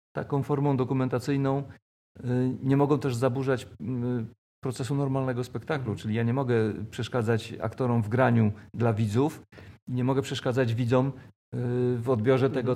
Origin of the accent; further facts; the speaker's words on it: Koszalin, West Pomeranian Voivodeship, Poland; moved away as an adult; now in Toruń, Poland; urodziłem się w Koszalinie